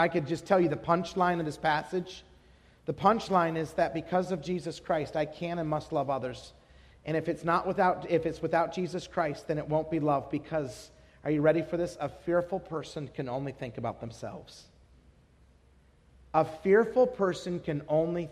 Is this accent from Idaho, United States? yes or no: yes; Idaho, United States; moved away as an adult; also born or lived in San Jose, California / Wisconsin; now in Salt Lake City, United States; I was born in California, San Jose, actually. Grew up in Idaho